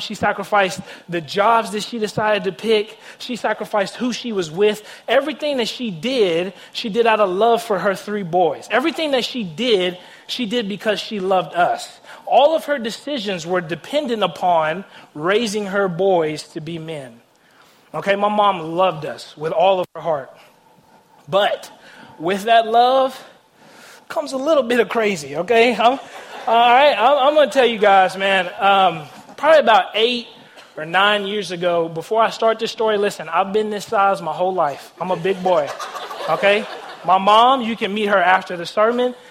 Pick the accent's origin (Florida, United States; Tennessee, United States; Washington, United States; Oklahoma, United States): Tennessee, United States; Nashville; I grew up in Nashville, Tennessee, born and raised